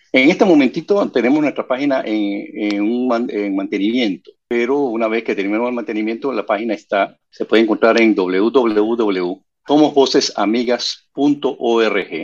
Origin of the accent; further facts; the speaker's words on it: Panama; yo soy el único panameño